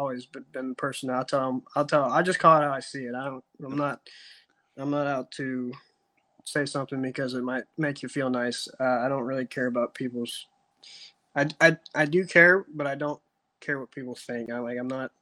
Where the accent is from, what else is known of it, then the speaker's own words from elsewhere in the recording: East Central Ohio, United States; moved away as an adult; now in Chattanooga, United States; I grew up in East Central Ohio, a little lake called Tappan